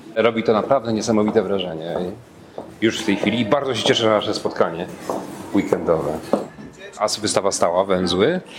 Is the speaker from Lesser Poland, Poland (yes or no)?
no; Toruń, Kuyavian-Pomeranian Voivodeship, Poland; Jako torunianin